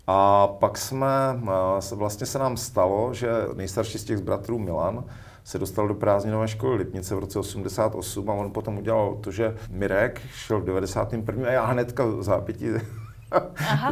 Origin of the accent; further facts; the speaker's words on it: Zábřeh, Olomouc Region, Czechia; já jsem se narodil v Zábřeze na Moravě, vyrůstal jsem v lesích od dětství